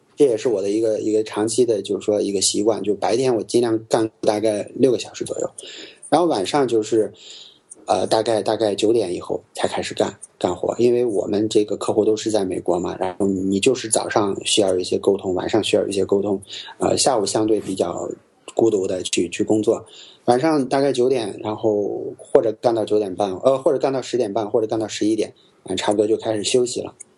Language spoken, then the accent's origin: Chinese; small county town near Xi'an, Shaanxi, China; moved away as an adult; also born or lived in Beijing; 我们家这个小县城看到秦岭就是大概十，十公里左右，小时候几乎每天都能看到山的样子